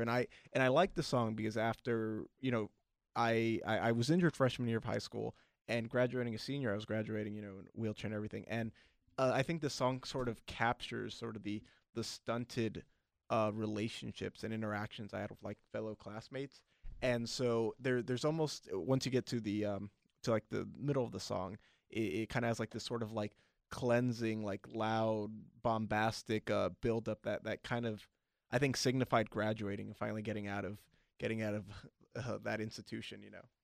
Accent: Long Beach, California, United States; we both grew up in, uh, Northside Long Beach

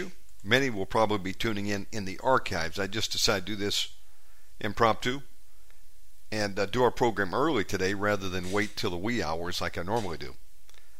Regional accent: United States; moved away as an adult; now in Indonesia; my home country of America

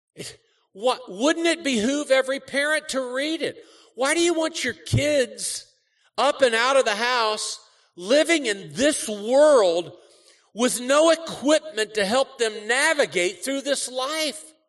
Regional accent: Cincinnati, Ohio, United States; moved away; also born or lived in Kentucky; I grew up in Cincinnati. Our family's all from Kentucky

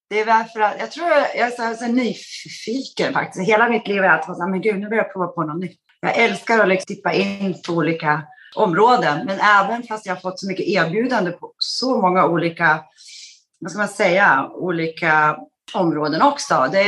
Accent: Skellefteå, Västerbotten County, Sweden; born there; Gud, ja du, jag är född i Skellefteå, men jag bodde inte där så jättelänge. Vi flyttade sen runt ganska mycket i uppväxten.

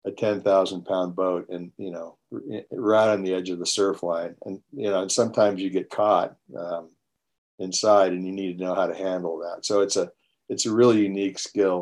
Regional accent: Long Beach, California, United States; I grew up in Long Beach, up in LA County

